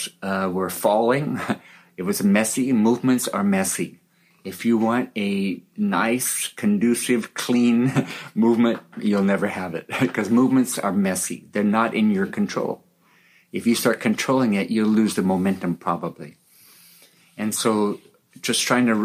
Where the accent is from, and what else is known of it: California, United States; born or raised there